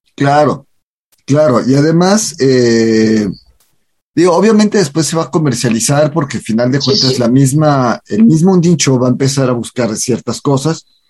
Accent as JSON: {"language": "Spanish", "country": "Mexico"}